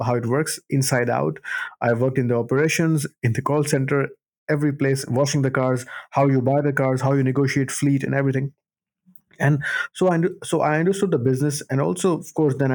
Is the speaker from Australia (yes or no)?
no; Karachi, Sindh, Pakistan; moved away as an adult; now in Cardiff, United Kingdom; born and brought up in Karachi, Pakistan.